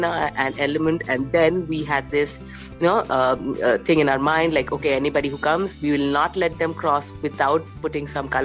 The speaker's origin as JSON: {"language": "English", "town": "Ranchi", "region": "Jharkhand", "country": "India", "tie": "born or raised there", "moved": "yes", "lives_now": "Jamshedpur, India", "said": "So I have been born in Ranchi. And that time it was Bihar. And now I am in Jamshedpur"}